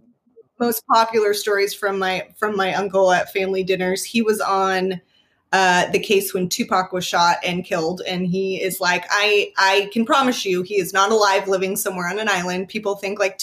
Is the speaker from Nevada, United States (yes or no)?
yes; Las Vegas, Nevada, United States; moved away as an adult; now in Oklahoma City, United States; I was born and raised in Las Vegas, and my family is still there.